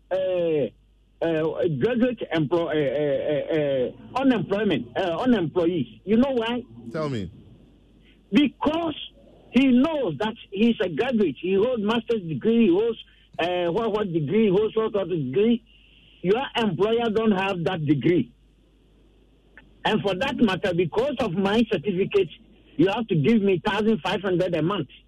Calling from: Accra, Greater Accra, Ghana; I'm calling from Achimota.

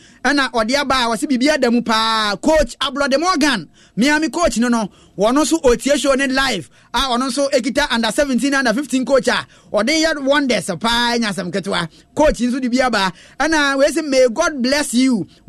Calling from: Ashaiman, Greater Accra, Ghana; Listening to you from Ashaman

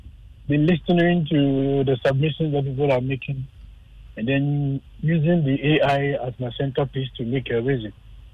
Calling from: Sakumono, Greater Accra, Ghana; I'm calling from Sakumano.

